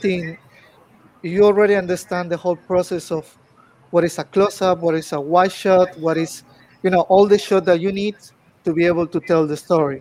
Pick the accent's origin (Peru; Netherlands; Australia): Peru; English is a second language; moved away as an adult; now in China; Well, I'm from Peru. I born in Peru.